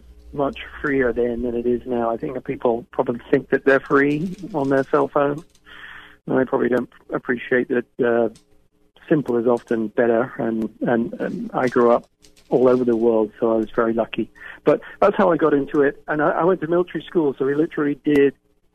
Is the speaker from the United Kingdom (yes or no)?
yes; England, United Kingdom; accent: English; now in United States; Well, you can probably tell by my accent, I wasn't born here in the United States. I was originally from England.